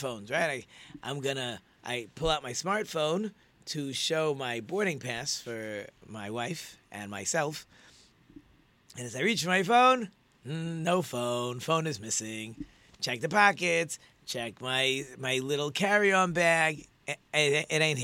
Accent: Muncie, Indiana, United States; now in Detroit, United States; I'm from Muncie

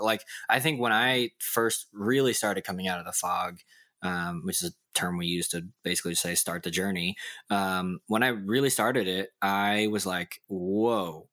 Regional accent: Dallas, Texas, United States; I remember in public elementary, race was a huge issue on the playground because, like, in Dallas

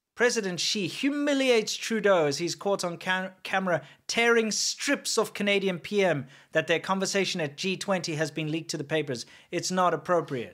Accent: South Africa; as a white South African

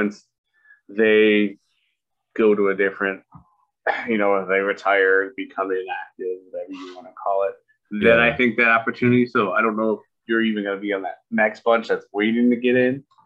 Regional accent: Michigan, United States; we're from Michigan

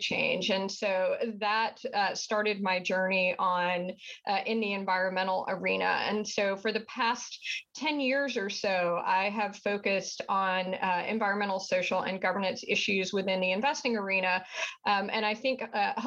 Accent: southern United States, United States; accent: southern; I think your listeners will be able to tell pretty quickly from my accent that I am from the southern part of the United States

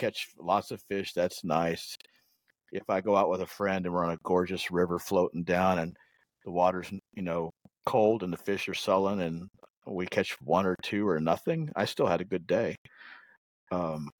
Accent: Texas, United States; also born or lived in Florida; I'm a Texan and have lived here almost all my life

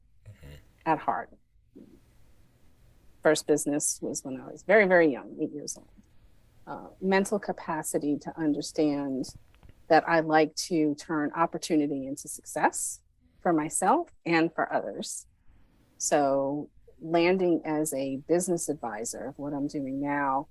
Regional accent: Long Island, New York, United States; also born or lived in Brooklyn, New York; I was born in Brooklyn and grew up on Long Island

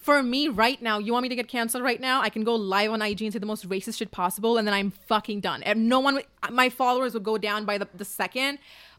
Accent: Dubai, United Arab Emirates; now in Los Angeles, United States; I came from Dubai a city to another city and I'm just like, I need something new, you know?

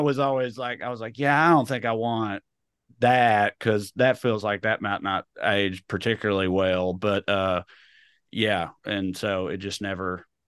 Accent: rural Tennessee, United States; accent: redneck; moved away as an adult; also born or lived in Knoxville, Tennessee; now in Burbank, United States; I grew up in rural Tennessee

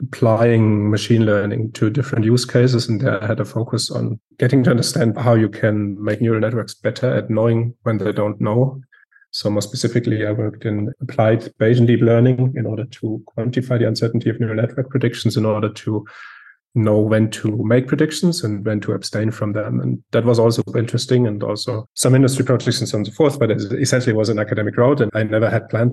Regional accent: Southern Germany, Germany; I'm also from Germany, southern Germany.

